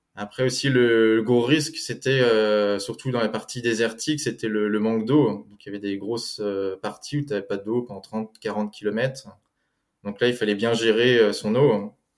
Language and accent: French; France; also born or lived in Eugene, Oregon, United States / Germany; Je suis né aux États-Unis, à Eugène, dans l'Oregon, mais j'ai grandi en France.